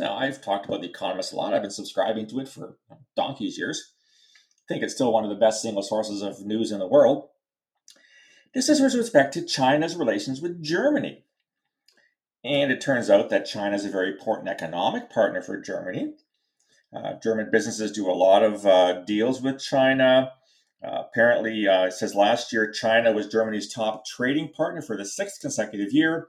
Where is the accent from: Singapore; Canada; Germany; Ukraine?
Canada; I'm Canadian. I'm very proud Canadian, born and raised here. When you cut me, I bleed maple leaf red. So I'm as Canadian as you can get.